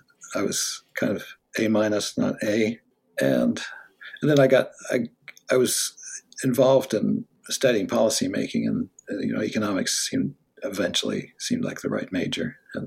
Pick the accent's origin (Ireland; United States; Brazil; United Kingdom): United States; Los Angeles, California; now in Stanford, United States; Then my father moved to UCLA, and when I was eight, so I spent the second half in West LA.